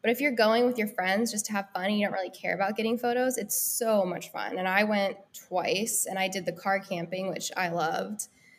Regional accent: Denver, Colorado, United States; also born or lived in Los Angeles, California; now in Nashville, United States; I lived in LA for 6 years. I'm originally from Denver, Colorado. And during the pandemic, the California prices just didn't make sense anymore. And we had been coming to Nashville a little bit and kind of just decided on a whim to move out here 6 months ago.

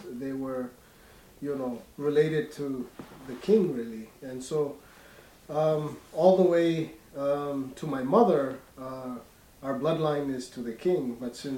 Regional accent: Uttarakhand, India; moved away as an adult; also born or lived in Southfield, Michigan, United States; I grew up in India in a school called Woodstock School

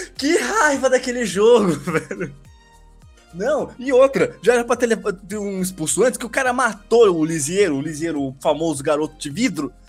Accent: Brazil; eu sou brasileiro

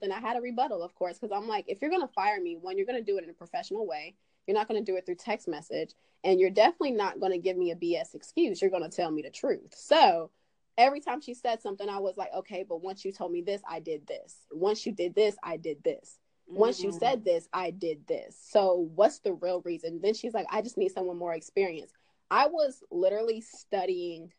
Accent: Swannanoa, North Carolina, United States; accent: twang; also born or lived in Charlotte, North Carolina; I was raised in Asheville. Well, it's actually Swannanoa.

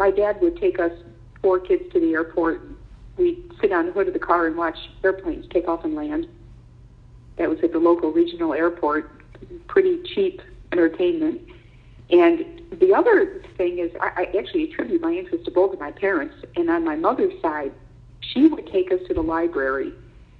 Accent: Elmira, New York, United States; I grew up in Elmira, New York, which is in the Finger Lakes area of upstate New York.

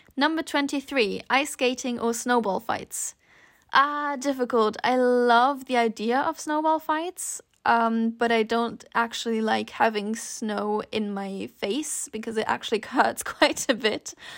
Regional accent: Switzerland; I grew up in Switzerland, so for us, snow was almost always a given.

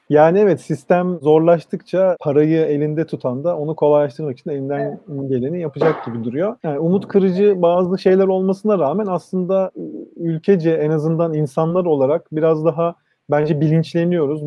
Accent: Istanbul, Turkey; benim çocukluğum orada geçti.

